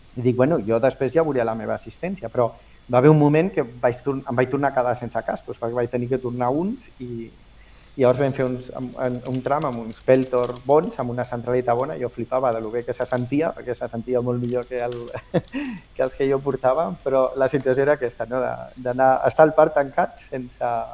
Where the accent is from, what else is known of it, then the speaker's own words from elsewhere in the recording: Barcelona, Catalonia, Spain; also born or lived in L'Hospitalet de Llobregat; now in Cornellà de Llobregat, Spain; vaig néixer a Barcelona, però sí? els tres mesos els meus pares em van a viure a Belvitge, a Hospitalet, i vaig viure uns anys a Hospitalet i després a Barcelona i ara visc a Cornellà